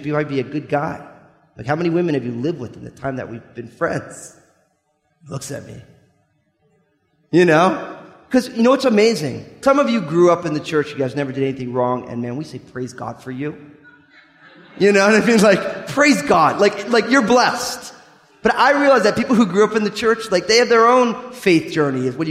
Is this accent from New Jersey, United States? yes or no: yes; New Jersey, United States; I'm from New Jersey, so I can get away talking that way